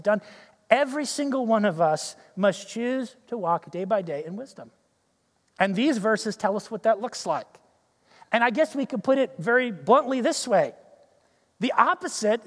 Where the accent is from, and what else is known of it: United States